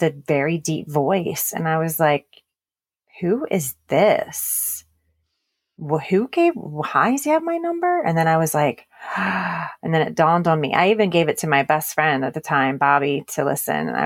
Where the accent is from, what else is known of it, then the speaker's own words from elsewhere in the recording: Baltimore, Maryland, United States; moved away as an adult; now in Texas, United States; I'm originally from Baltimore, Maryland, and that is where I grew up and spent most of even my adult life. It wasn't until 6 years ago that we moved to Texas, where we live now.